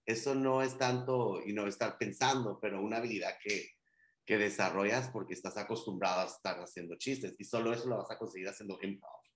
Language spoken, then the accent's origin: Spanish; Guatemala; first language Spanish; now in Miami, United States; yo soy guatemalteco